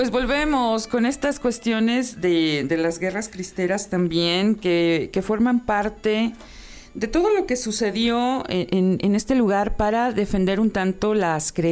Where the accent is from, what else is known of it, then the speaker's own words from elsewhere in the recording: Mexico; somos malos mexicanos